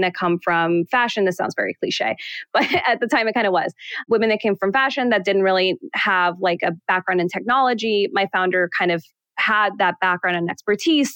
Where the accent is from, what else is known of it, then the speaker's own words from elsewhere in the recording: New York City, New York, United States; also born or lived in Manhattan, New York; I grew up in Queens and then I moved to the city when I was still pretty young. So like 17 years old